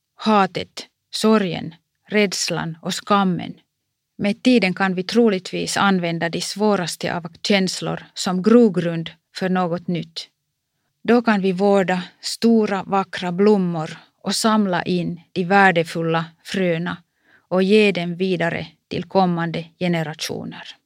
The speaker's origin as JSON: {"language": "Swedish", "town": "Kuopio", "region": "North Savo", "country": "Finland", "tie": "born or raised there", "said": "Min hemstad Kuopio"}